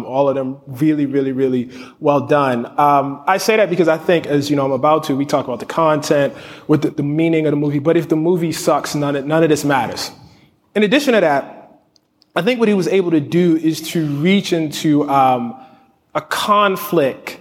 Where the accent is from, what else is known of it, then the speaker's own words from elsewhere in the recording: Baltimore, Maryland, United States; I grew up in West Baltimore in the 80s